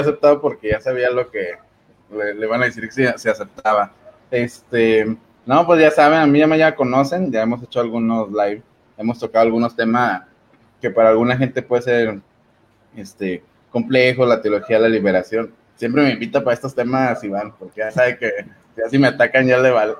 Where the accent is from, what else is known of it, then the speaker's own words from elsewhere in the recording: northern Mexico, Mexico; también soy de aquí de México, de, la parte norte